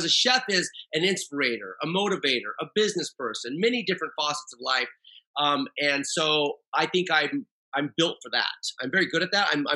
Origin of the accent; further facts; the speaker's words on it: Oregon, United States; now in San Diego, United States; I'm from Oregon